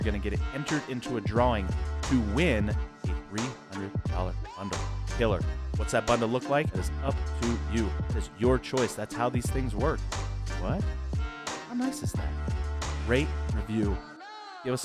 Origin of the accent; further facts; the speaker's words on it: Mill Creek, United States; My hometown was Mill Creek.